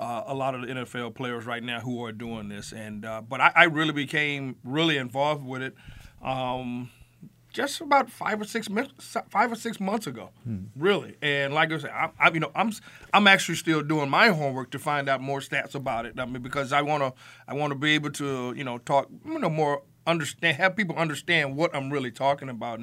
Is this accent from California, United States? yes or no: yes; California, United States; now in Buffalo, United States; back in California